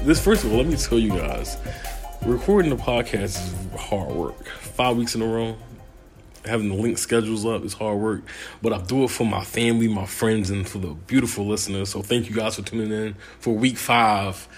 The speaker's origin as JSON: {"language": "English", "town": "Clinton", "region": "Maryland", "country": "United States", "said": "I'm from Clinton, Maryland"}